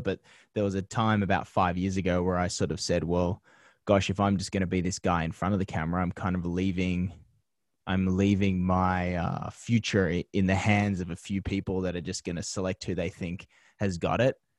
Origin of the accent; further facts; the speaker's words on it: Penrith, New South Wales, Australia; moved away as an adult; now in Los Angeles, United States; growing up in Penrith